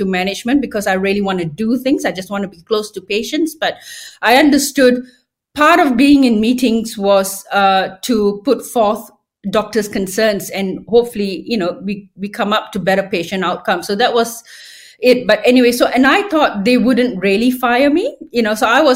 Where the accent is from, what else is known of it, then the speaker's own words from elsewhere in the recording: Malaysia; moved away as an adult; also born or lived in regional Victoria, Australia; now in Australia; when I grew up in Malaysia, there was a lot of censorship